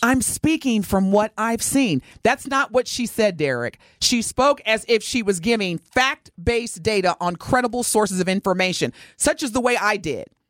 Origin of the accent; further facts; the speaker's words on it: Evansville, Indiana, United States; moved away; I grew up in Evansville, Indiana.